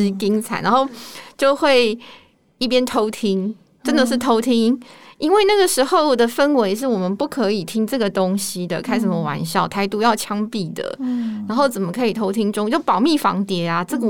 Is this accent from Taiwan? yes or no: yes; Xinzhuang, New Taipei, Taiwan; 我来自一个呃就是蓝领阶级的家庭，然后我住在新庄幸福路隔壁的一条街啦。可是那附近大概就都是中南部的移民，